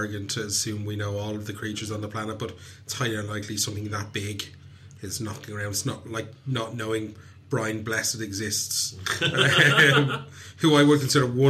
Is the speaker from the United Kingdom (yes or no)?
no; Dublin, Leinster, Ireland; I'm from Talla. It's very different to Kerry.